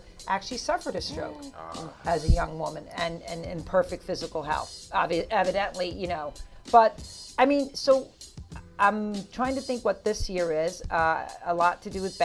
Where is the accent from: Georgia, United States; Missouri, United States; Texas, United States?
Texas, United States; now in Suffolk County, New York, United States; I'm from Texas